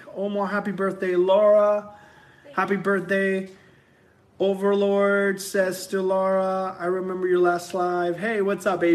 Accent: Puerto Rico; moved away as an adult; now in California, United States; We are originally from Puerto Rico

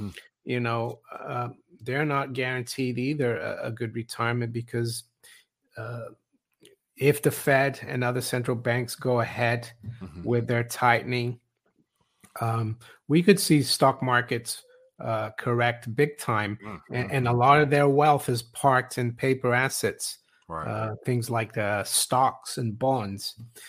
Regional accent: Switzerland; moved away as an adult; I was surprised when I moved here in my 20s, 30 years ago. I was from Switzerland. In Switzerland, back then it was different.

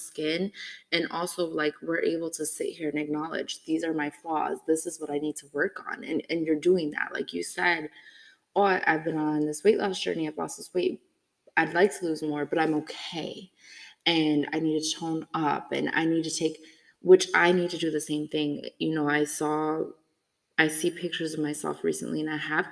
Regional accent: Midwest, United States; I have some words I say funny too, because I'm from the Midwest

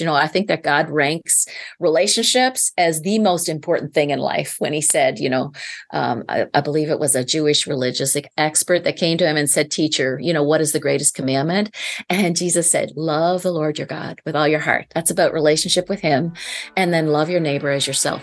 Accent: Prince Edward Island, Canada; I'm from Eastern Canada, born and raised, and I live on a small island Island. It's called the Million Acre Farm, Prince Edward Island

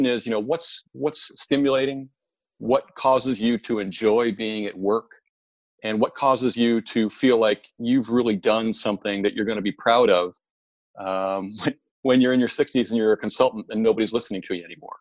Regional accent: Michigan, United States; I grew up on a dairy farm in mid-Michigan

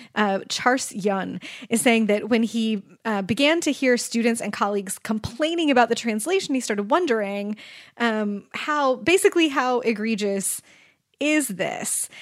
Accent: Kansas City, United States; I grew up in Kansas City

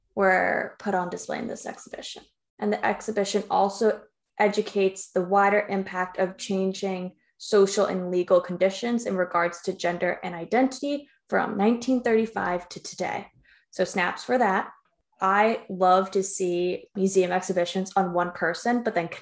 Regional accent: Yonkers, New York, United States; also born or lived in White Plains, New York; I was born in White Plains Hospital, but lived in Yonkers

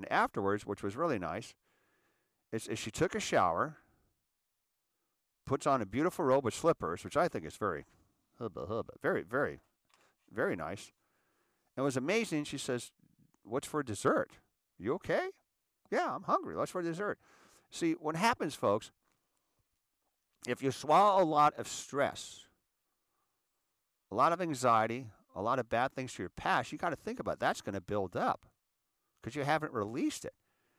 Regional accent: Erie, Pennsylvania, United States; Because I was raised in Erie.

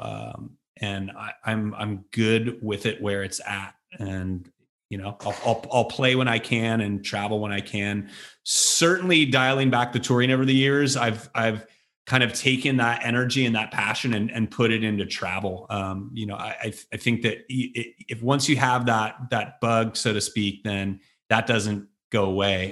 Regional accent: Bay Area, California, United States; also born or lived in Chicago / San Francisco; growing up in the Bay Area at the time that we did

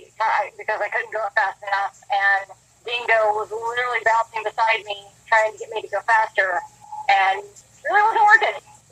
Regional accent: Alabama, United States; moved away as an adult; So first off, I guess I should say is I am a transplant from Alabama. Moved here about 6 years ago for work at Boeing.

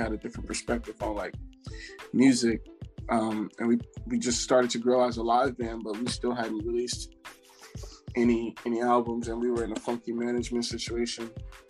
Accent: Plainfield, New Jersey, United States; So I grew up in Plainfield, New Jersey.

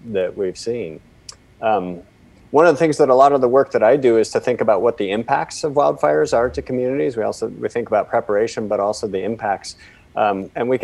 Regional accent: Portland, Oregon, United States; I grew up here in the Pacific Northwest in Portland

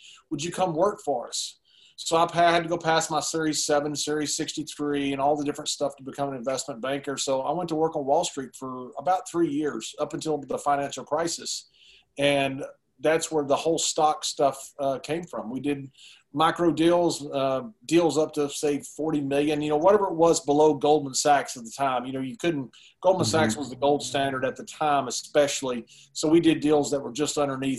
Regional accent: Sweetwater, Texas, United States; West Texas, where I grew up in Nolan County, Sweetwater

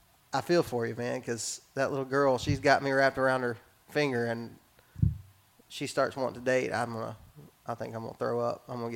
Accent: Texas, United States; I was raised in West Texas, and so my dad was on a lease, and we'd go sit in a deer blind, and we'd see deer.

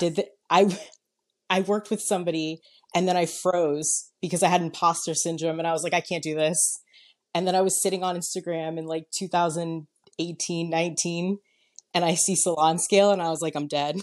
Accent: New York, United States; moved away; I'm originally from New York

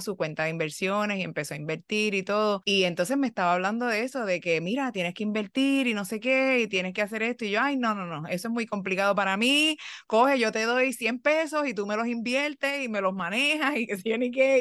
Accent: Puerto Rico; soy puertorriqueña

